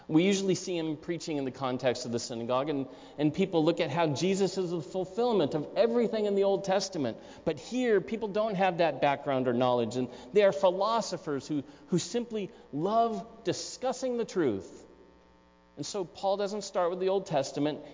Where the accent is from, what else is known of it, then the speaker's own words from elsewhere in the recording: Newport Beach, California, United States; moved away; also born or lived in Aspen, Colorado; I was raised in Southern California, in Newport Beach, for the most part, a couple years in high school in Aspen, Colorado.